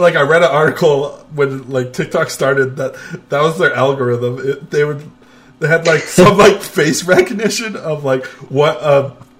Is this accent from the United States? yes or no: yes; Las Vegas, Nevada, United States; I'm from Vegas